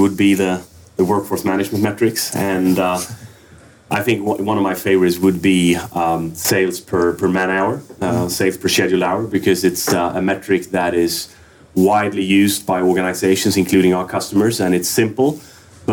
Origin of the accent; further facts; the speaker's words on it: Örebro, Örebro County, Sweden; Örebro, Sweden.